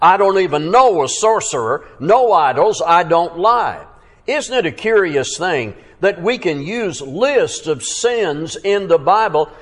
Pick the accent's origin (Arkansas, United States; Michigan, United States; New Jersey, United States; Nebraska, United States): Arkansas, United States; Fort Smith; my hometown, Fort Smith, Arkansas